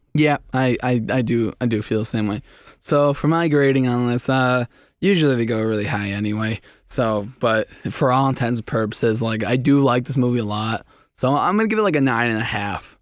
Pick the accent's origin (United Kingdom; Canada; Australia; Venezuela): Canada; I'm Canadian